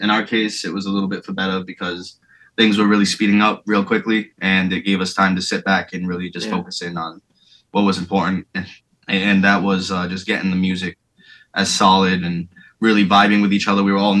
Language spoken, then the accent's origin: English; Florida, United States; I've been in some pretty sketchy places growing up in Florida.